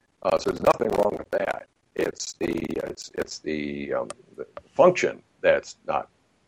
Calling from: Santa Barbara, California, United States; Beautiful Santa Barbara, California. It is a postcard day today.

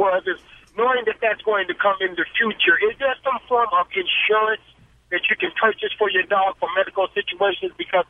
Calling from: Los Angeles, California, United States; I'm calling from Los Angeles.

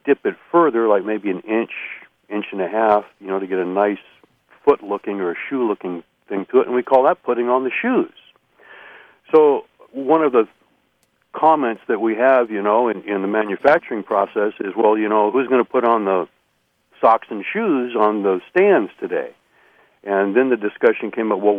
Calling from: Eureka, California, United States; I'm calling from Eureka, California.

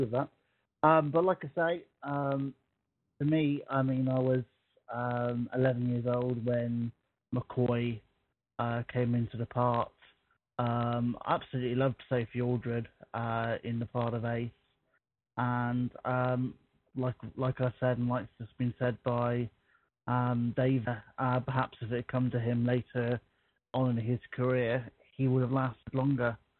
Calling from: Guernsey; I'm calling from um, a little known place called Guernsey in the Channel Islands

